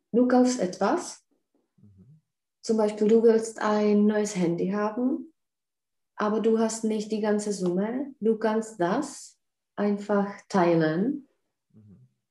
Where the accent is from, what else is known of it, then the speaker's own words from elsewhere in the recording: Czechia; bei uns in Tschechien